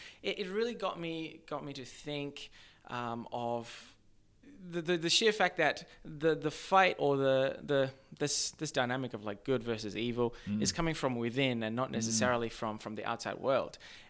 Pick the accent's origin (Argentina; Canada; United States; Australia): Australia; also born or lived in Zimbabwe; So, I was actually born in Zimbabwe. However, I grew up in Australia. So, I grew up in like a very small mining town.